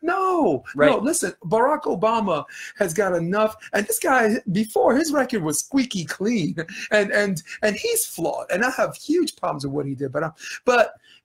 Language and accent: English; New York City, New York, United States; also born or lived in Queens / Harlem; growing up in Brooklyn